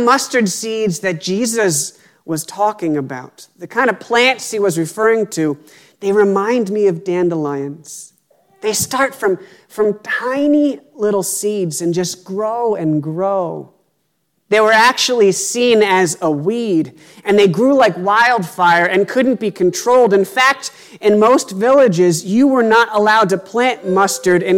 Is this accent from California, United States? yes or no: no; Pennsylvania, United States; Growing up in Pennsylvania, my family owned about 2 acres of land